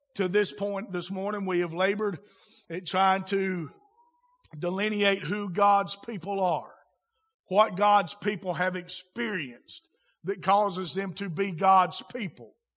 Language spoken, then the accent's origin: English; United States; I'm an American, speak American